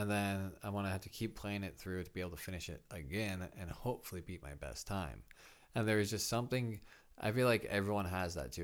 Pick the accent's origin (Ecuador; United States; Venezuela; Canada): United States; Midwest; I'm a kid from the Midwest.